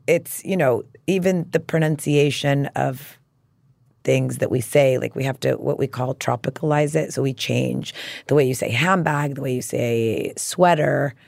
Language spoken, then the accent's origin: English; El Paso, Texas, United States; moved away as an adult; also born or lived in Tucson, Arizona / New York; I was from El Paso.